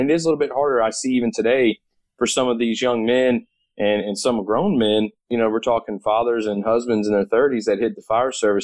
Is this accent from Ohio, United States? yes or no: no; Katy, Texas, United States; also born or lived in Louisiana; when I was 15 years old in my hometown of Katy, Texas